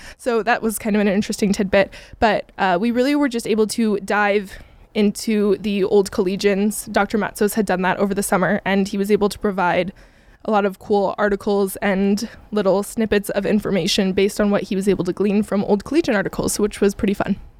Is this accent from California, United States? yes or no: yes; Simi Valley, California, United States; moved away; I'm from Southern California, about forty-five minutes north of Los Angeles in a little town called Simi Valley